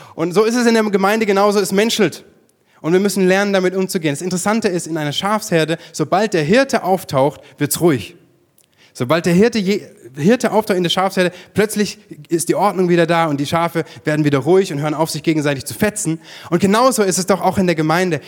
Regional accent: Germany; bei uns in Deutschland

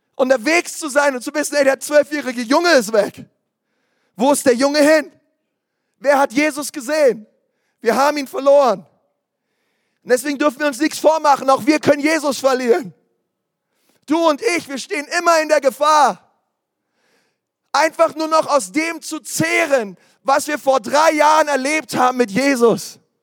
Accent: Berlin, Germany; ich komme aus Berlin

